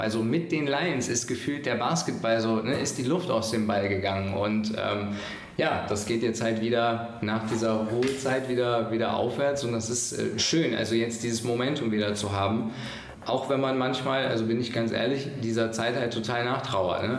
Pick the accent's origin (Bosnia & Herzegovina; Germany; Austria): Germany; Mönchengladbach, North Rhine-Westphalia; ich komme hier aus Gladbach